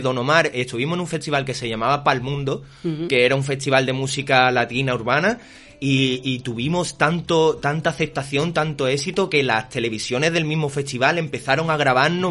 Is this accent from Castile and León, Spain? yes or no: no; Jerez de la Frontera, Andalusia, Spain; soy un cantante de Jerez